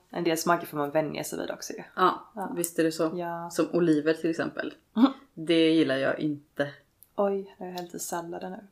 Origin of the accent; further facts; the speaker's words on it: Småland, Sweden; jag är smålänning